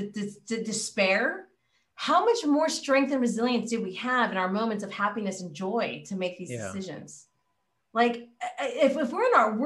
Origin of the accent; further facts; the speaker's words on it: California, United States; I'm from California